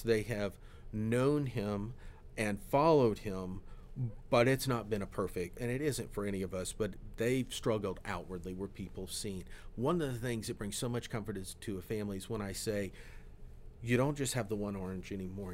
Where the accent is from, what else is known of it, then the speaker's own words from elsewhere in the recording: Florida, United States; I grew up in Florida